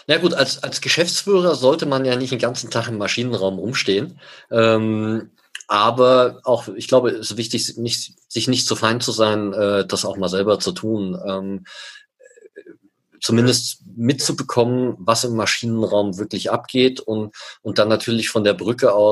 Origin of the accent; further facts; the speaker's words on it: Germany; now in Switzerland; wie man hört, bin ich Deutscher, lebe seit 16, jetzt 16, ja, doch 16 Jahren in der Schweiz